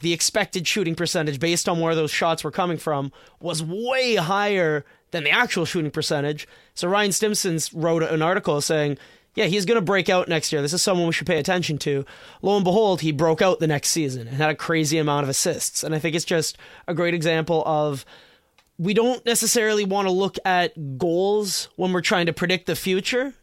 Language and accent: English; Canada; I'm such a Canadian, I've always pronounced it route